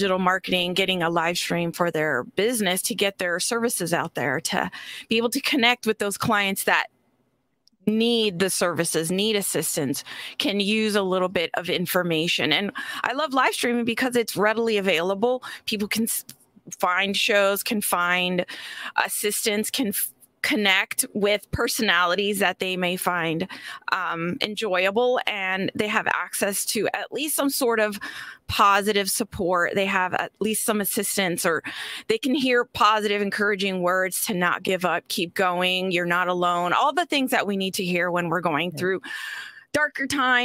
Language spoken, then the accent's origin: English; Florida, United States; I'm from Florida, too.